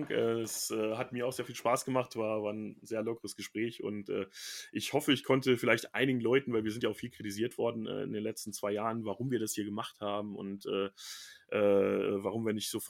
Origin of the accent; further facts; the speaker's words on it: Bielefeld, North Rhine-Westphalia, Germany; born there; Ja, äh, weil ich ja offensichtlich da geboren bin und äh, darüber gibt es auch äh, schriftliche Nachweise